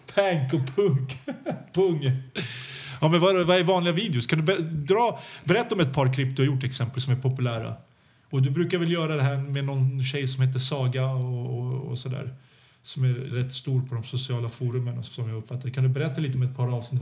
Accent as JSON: {"language": "Swedish", "country": "Serbia", "also_born_or_lived": "Belgrade", "moved": "yes", "lives_now": "Sweden", "said": "vi kommer ju från Balkan"}